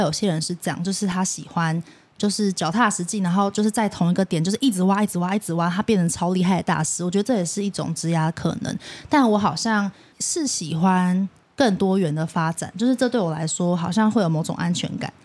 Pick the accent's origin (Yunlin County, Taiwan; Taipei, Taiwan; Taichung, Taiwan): Taipei, Taiwan; 我虽然我是台北人